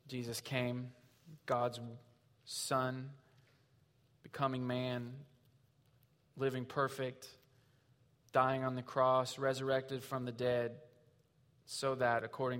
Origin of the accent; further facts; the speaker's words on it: Southwest Missouri, United States; we're from Southwest Missouri